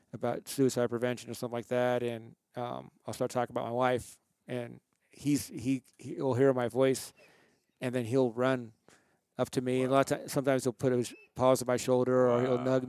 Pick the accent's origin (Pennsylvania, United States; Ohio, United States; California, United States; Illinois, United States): California, United States; moved away as an adult; also born or lived in Salt Lake City, Utah; now in Utah, United States; I was raised in California.